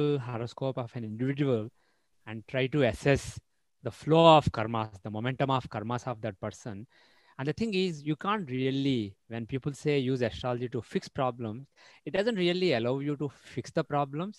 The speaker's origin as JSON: {"language": "English", "region": "Andhra Pradesh", "country": "India", "said": "I'm from Andhra Pradesh"}